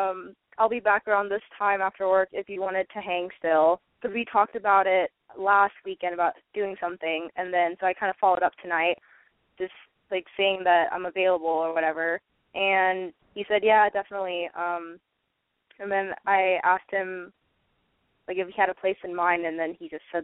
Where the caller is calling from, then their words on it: San Francisco, California, United States; I'm 21, and I'm in San Francisco.